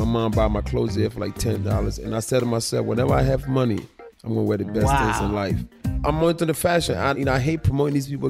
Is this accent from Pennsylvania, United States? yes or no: yes; Philadelphia, Pennsylvania, United States; I was raised in Philly, so I would drive to New York and I go to other stores.